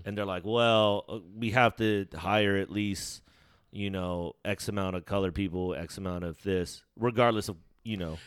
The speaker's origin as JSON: {"language": "English", "country": "United States", "tie": "born or raised there", "said": "if I'm born in America, I'm, like, American"}